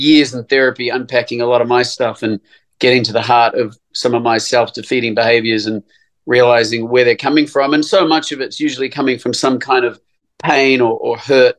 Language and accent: English; New Zealand; I grew up in New Zealand